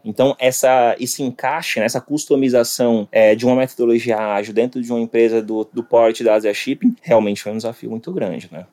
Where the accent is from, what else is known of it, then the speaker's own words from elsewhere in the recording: Guarujá, São Paulo, Brazil; eu venho aqui do Guarujá, né, litoral de São Paulo, e, bem, eu comecei a trabalhar mesmo com 11 anos.